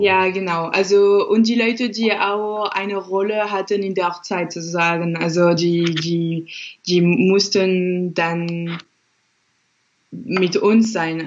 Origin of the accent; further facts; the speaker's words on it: France; now in Dresden, Germany; Ich bin Französin